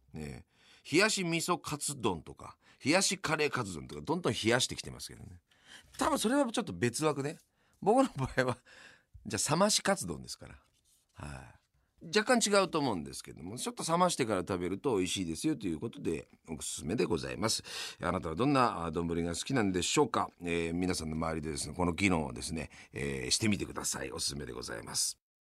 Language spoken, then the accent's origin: Japanese; Yamanashi, Japan; 私の地元山梨県ではですね